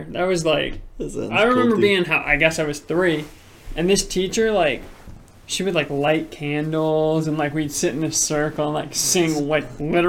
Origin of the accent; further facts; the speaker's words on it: Virginia Beach, Virginia, United States; So, I was born and raised in Virginia Beach. Lived in same house my whole life.